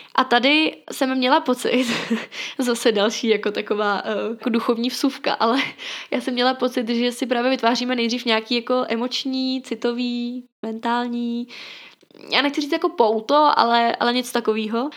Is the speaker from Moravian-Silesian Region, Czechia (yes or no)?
yes; Ostrava, Moravian-Silesian Region, Czechia; jsem z Ostravy